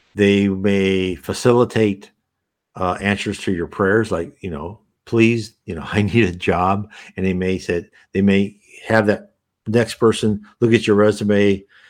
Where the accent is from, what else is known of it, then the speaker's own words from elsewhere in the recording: United States; I was born and raised in the United States